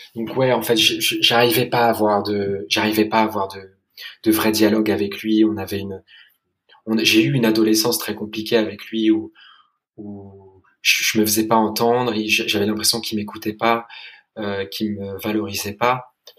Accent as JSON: {"language": "French", "region": "London", "country": "United Kingdom", "tie": "born or raised there", "said": "J'ai grandi à Londres et j'ai été scolarisé dans, une école anglaise"}